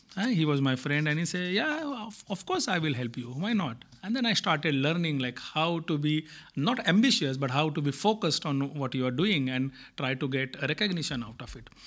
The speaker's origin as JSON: {"language": "English", "country": "India", "moved": "yes", "said": "I come from India"}